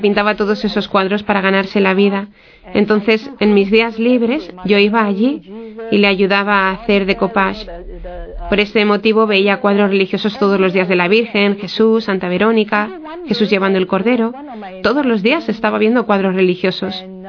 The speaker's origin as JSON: {"language": "Spanish", "country": "Singapore", "said": "Es una isla muy pequeña en uh, Asia somos unos 5 millones de habitantes, de los cuales solo 300.000 somos católicos"}